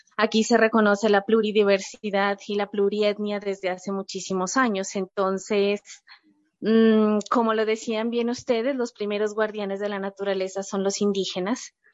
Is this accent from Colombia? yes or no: yes; Nariño, Colombia; en Colombia, en mi país